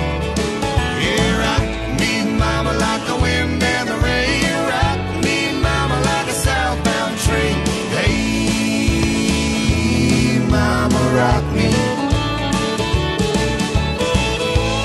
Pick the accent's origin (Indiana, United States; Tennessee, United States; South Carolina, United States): South Carolina, United States; I'm from South Carolina